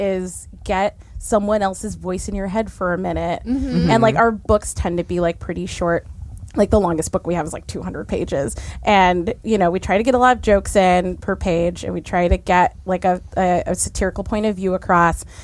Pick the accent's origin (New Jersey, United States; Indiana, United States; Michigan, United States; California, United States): California, United States; Orange County; now in Los Angeles, United States; I grew up in Orange County, California